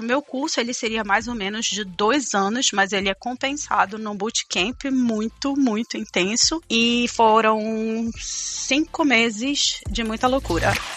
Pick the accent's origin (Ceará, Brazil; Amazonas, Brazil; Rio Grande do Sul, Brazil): Amazonas, Brazil; Manaus; moved away as an adult; also born or lived in Auckland, New Zealand; now in New Zealand; eu sou de Manaus, Amazonas, sempre morei em Manaus